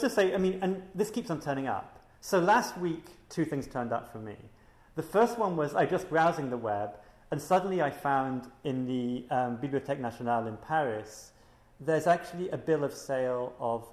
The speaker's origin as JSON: {"language": "English", "country": "Singapore", "said": "I'm from Singapore"}